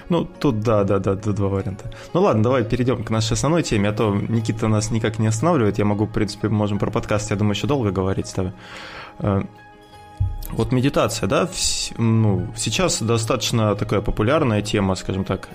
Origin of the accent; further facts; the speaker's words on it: Russia; мы находимся на юге от Москвы, где-то 500 километров